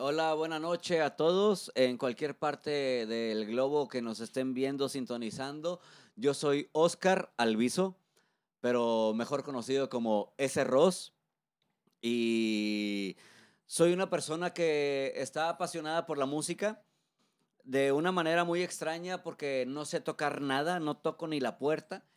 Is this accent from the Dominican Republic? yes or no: no; Monterrey, Nuevo León, Mexico; soy un locutor de Monterrey, Nuevo León, ya con más de 15 años de trayectoria.